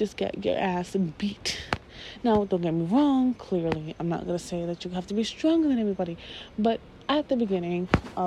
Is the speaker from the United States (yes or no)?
yes; New York, United States; I grew up in New York.